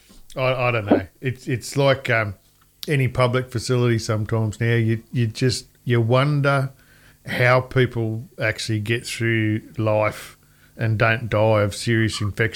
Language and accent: English; Cootamundra, New South Wales, Australia; So talk about … and Cootamundra. Yeah. Cootamundra. My hometown.